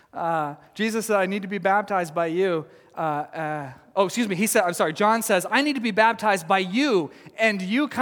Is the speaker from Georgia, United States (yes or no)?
no; Texas, United States; now in Oregon, United States; I come from Texas, and we didn't have these kinds of mountains or even foothills there